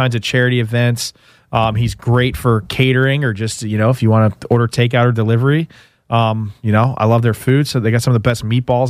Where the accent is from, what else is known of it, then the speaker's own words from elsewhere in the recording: Northeast, United States; I'm one of those. I'm from the Northeast, so I like, you know, 68 to 70 degree water